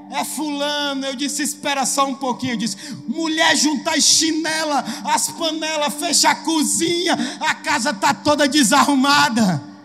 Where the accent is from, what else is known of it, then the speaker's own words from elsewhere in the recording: Ceará, Brazil; como bom cearense